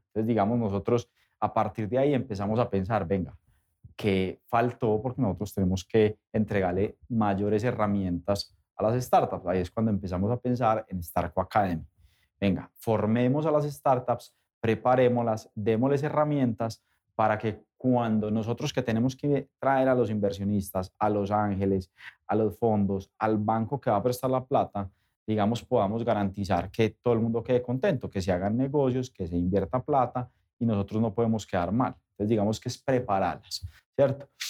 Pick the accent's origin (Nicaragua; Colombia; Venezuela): Colombia